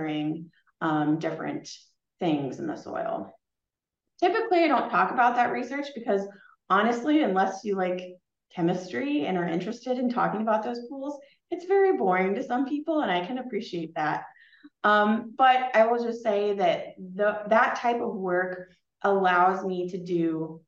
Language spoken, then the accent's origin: English; Mount Pulaski, Illinois, United States; moved away as an adult; now in Fargo, United States; I grew up in Mount Pulaski, Illinois, which was a small town close to Springfield